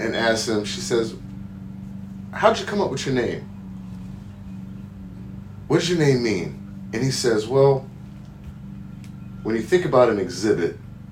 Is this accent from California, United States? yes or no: yes; California, United States; I was born and raised in California